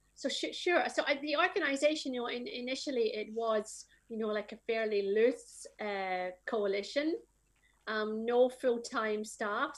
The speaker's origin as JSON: {"language": "English", "region": "Scotland", "country": "United Kingdom", "said": "I am from Scotland"}